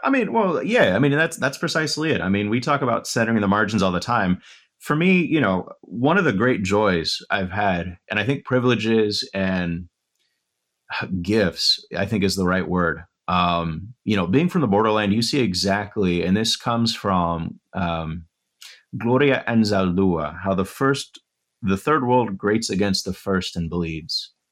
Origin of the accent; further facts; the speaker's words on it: West Texas, United States; moved away; I'm from West Texas